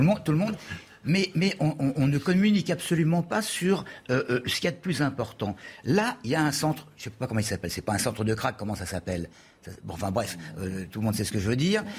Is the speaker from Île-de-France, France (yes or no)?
yes; Paris, Île-de-France, France; en tant que Parisien